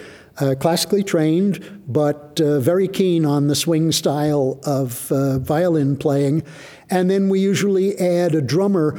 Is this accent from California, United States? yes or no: no; New York, United States; moved away as an adult; also born or lived in Honolulu; now in Big Island, Hawaii, United States; I grew up in Manhattan